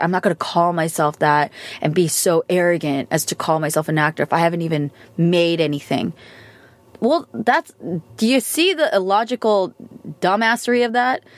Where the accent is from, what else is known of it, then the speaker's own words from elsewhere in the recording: United States; American, I'm Asian American, I'm Korean American